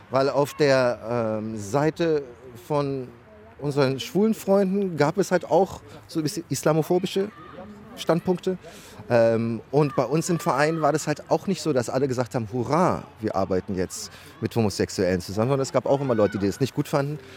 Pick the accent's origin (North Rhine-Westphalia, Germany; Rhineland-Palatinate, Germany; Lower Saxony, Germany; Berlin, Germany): Berlin, Germany; Ja, wir sind ja alle Berliner Jungs hier.